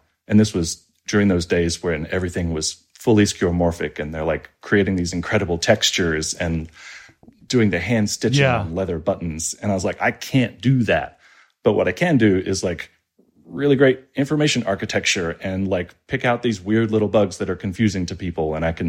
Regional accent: Australia; moved away as an adult; now in United States; I've been pretty lucky because I moved out to the United States when I was in my mid-20s. I grew up in Australia, despite the accent, and fell into startup land.

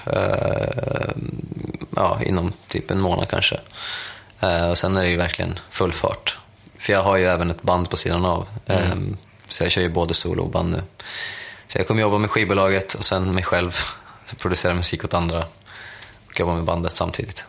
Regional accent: Sweden; jag är fortfarande svensk

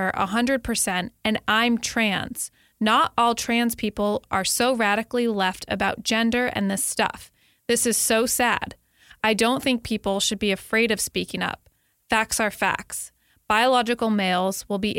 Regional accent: Connecticut, United States; moved away; my home state of Connecticut

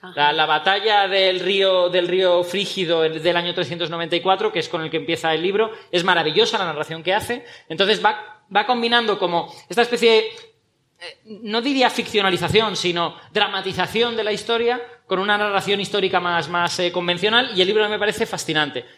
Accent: Castellón, Valencian Community, Spain; Benicassim, muy cerca de Castellón, de mi pueblo

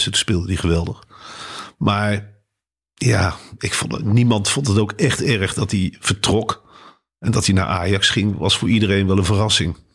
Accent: Muiderberg, North Holland, Netherlands; Ik kom uit Meidenberg, hier in de buurt.

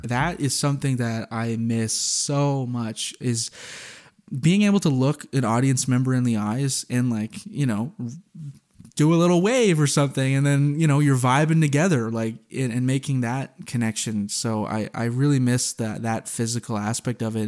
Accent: New Brunswick, Canada; I'm from New Brunswick

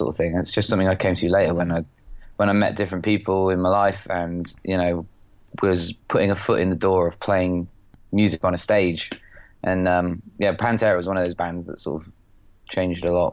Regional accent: just outside Oxford, South East England, United Kingdom; I grew up sort of just outside Oxford in a sort of semi-council-y kind of rural market town

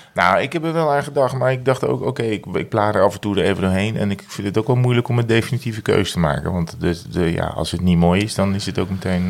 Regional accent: Breda, North Brabant, Netherlands; moved away; van vroeger uit Breda hadden we de Oranjeboombrouwerij

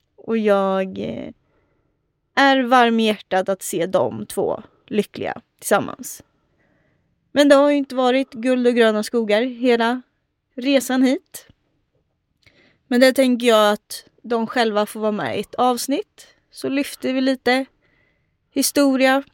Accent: Örebro, Örebro County, Sweden; i Adolfsberg, där jag är uppvuxen

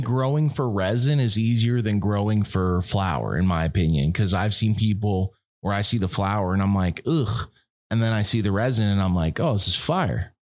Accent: East Coast, United States; I'm from the East Coast

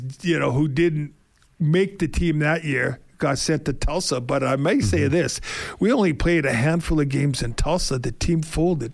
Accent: Winnipeg, Manitoba, Canada; moved away; I'm from Winnipeg

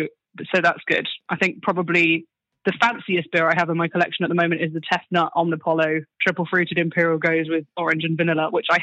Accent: Somerset, South West England, United Kingdom; I'm from Somerset

